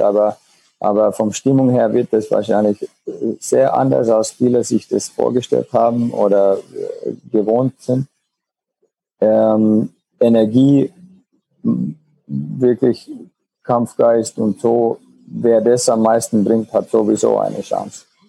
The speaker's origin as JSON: {"language": "German", "country": "Finland", "second_language": "German", "moved": "as an adult", "lives_now": "Germany", "said": "in Finnland, wo ich noch gespielt habe oder oder ja, von wo ich herkomme"}